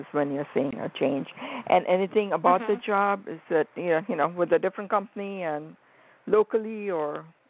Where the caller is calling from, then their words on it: Arizona, United States; I'm calling from Arizona.